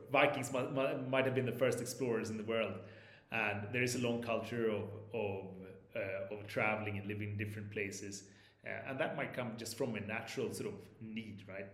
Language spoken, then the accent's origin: English; southern Sweden, Sweden; English is a second language; moved away as an adult; also born or lived in Stockholm / Spain / London / Sao Paulo; now in Mexico City, Mexico; I grew up in Stockholm, uh, but only for the first eight years of my life before moving to the south of Sweden.